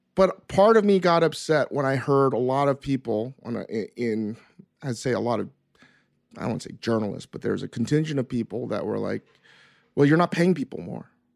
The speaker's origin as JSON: {"language": "English", "town": "New York City", "region": "New York", "country": "United States", "tie": "born or raised there", "moved": "as an adult", "lives_now": "Los Angeles, United States", "said": "where I grew up in the East Coast and in New York City"}